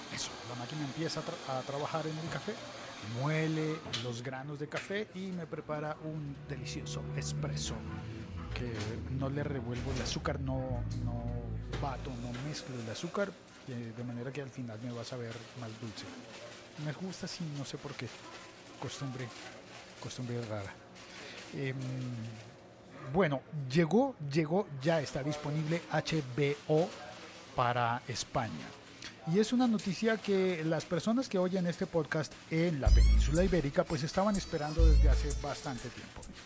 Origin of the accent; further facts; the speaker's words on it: Colombia; en mi país, en Colombia